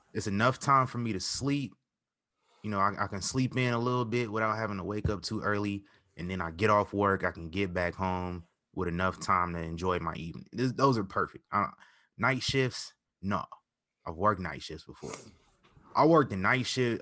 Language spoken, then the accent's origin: English; Midwest, United States; I'm from the Midwest